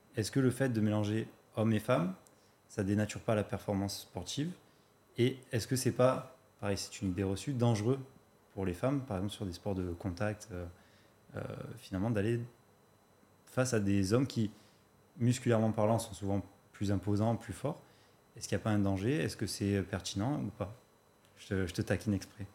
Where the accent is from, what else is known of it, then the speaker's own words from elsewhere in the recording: Marseille, Provence-Alpes-Côte d'Azur, France; je viens de Marseille